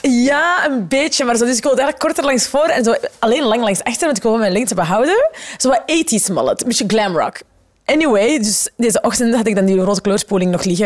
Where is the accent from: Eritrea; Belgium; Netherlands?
Belgium; the Kempen, Flanders; We komen van de Kempen, we zaten op een gemeenschapsonderwijs